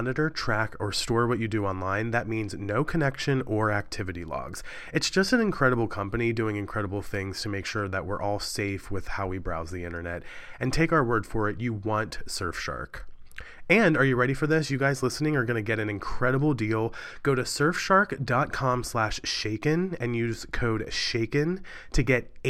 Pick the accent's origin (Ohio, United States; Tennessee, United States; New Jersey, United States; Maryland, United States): Maryland, United States; Cumberland; moved away; My hometown of Cumberland, Maryland